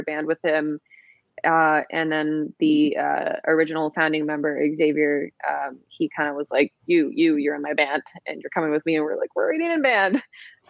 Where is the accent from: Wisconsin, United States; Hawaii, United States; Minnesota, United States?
Hawaii, United States; now in Los Angeles, United States; I'm from Hawaii